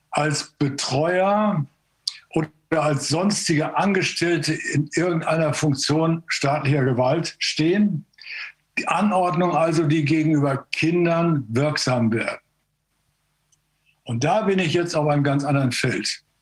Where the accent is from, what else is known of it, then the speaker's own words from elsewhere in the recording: East Germany, Germany; ich komme aus dem Osten, könnte vielleicht helfen, die Fehler des Westens vermeiden zu helfen.